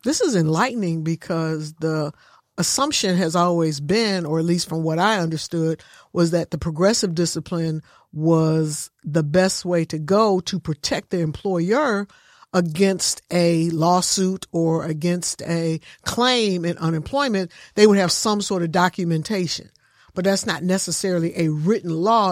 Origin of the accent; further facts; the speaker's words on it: Michigan, United States; I come from Michigan, and it's a union state, union environment